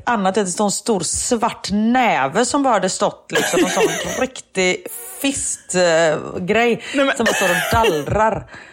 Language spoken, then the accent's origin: Swedish; Gothenburg, Västra Götaland, Sweden; accent: thick Gothenburg dialect (grov göteborgska); jag pratar grov göteborgska